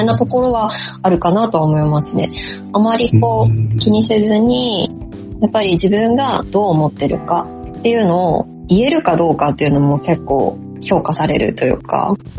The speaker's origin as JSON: {"language": "Japanese", "region": "Fukushima", "country": "Japan", "tie": "born or raised there", "also_born_or_lived": "Singapore", "accent": "Fukushima dialect", "moved": "as an adult", "lives_now": "Miyagi, Japan", "said": "地元が福島なので、それこそ高校時代は生でしたね。福島なまりが"}